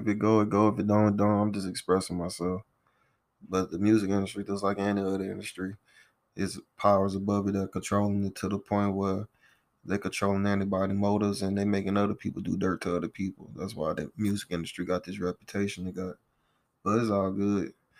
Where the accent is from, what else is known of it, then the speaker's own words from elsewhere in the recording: Morgan City, Louisiana, United States; I'm from Morgan City, Louisiana, at 985.